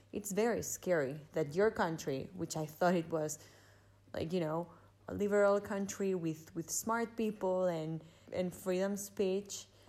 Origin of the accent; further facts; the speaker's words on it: Germany; I'm from Germany.